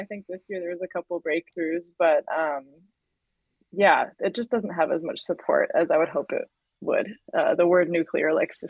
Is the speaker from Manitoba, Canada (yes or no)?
no; North Vancouver, British Columbia, Canada; I was raised on the North Shore, which is just north of Vancouver.